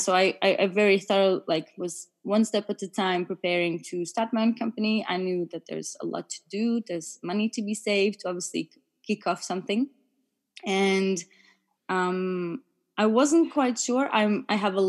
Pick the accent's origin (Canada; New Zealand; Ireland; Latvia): Latvia; moved away as an adult; also born or lived in Germany / France; now in United Kingdom; I was born and raised in Latvia.